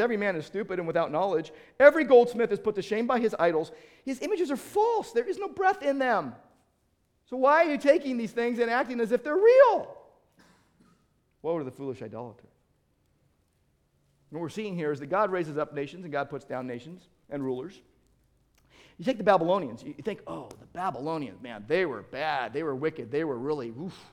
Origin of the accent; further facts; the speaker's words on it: United States; I'm an American